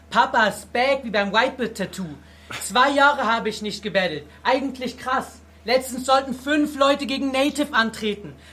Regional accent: Chemnitz, Saxony, Germany; Ja, ich komme aus Chemnitz und ich stehe dazu, aber wenn du mich darauf ansprichst, dass unsere Heimat von uns beiden in Sachsen liegt

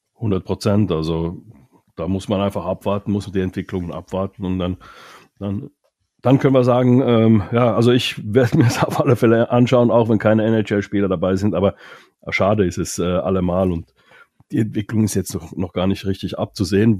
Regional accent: Finland; first language Finnish; German is a second language; now in Germany; Ich als Finne zum Beispiel, wir, wir Finnen

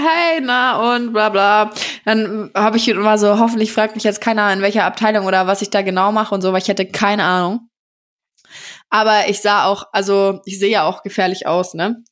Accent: Nuremberg, Bavaria, Germany; bei uns in Nürnberg früher, als ich noch jünger war

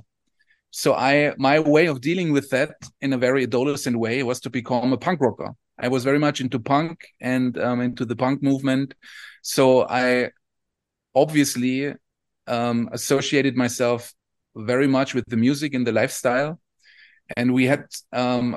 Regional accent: Southern Germany, Germany; I come from Southern Germany.

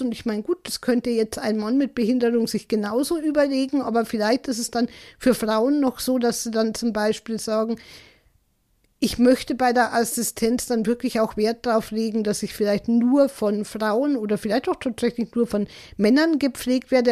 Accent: Germany; bei uns in Deutschland

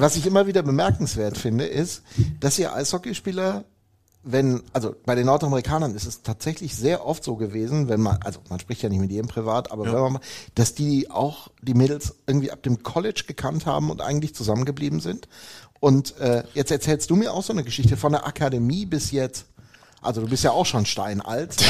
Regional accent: Hemer, North Rhine-Westphalia, Germany; da wo ich herkomme, im wunderschönsten Dorf der Welt, Hema Deilinghofen

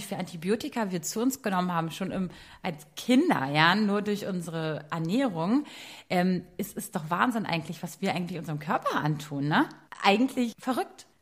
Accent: Berlin, Germany; als Berliner Stadtmädchen

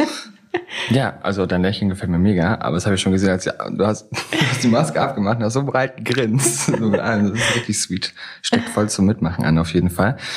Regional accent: Germany; aufgewachsen am Bodensee, da auch geboren.

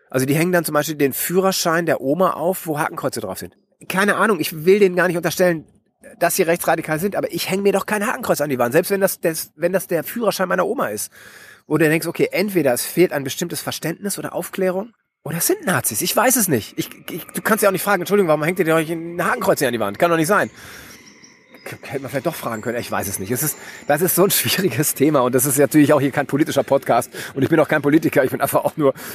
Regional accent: West Germany, Germany; Also es ist schwer, das zu sagen, weil ich bin ein Wessi und die alle Ossis werden das nicht gerne hören

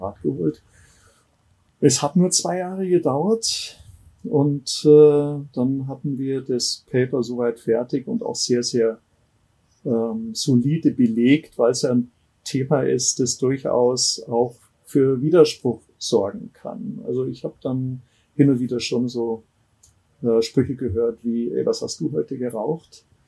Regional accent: Ammersee, Bavaria, Germany; also born or lived in Munich; ich bin am Ammersee aufgewachsen

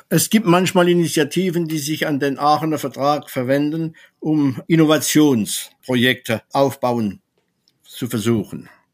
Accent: France; German is a second language; bei uns in Frankreich

